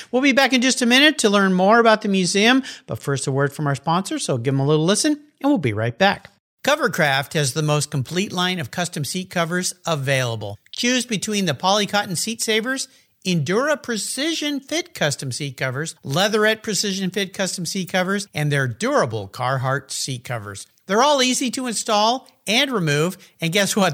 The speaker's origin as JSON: {"language": "English", "town": "San Diego", "region": "California", "country": "United States", "tie": "born or raised there", "said": "I grew up in Southern California, south of you, down in San Diego"}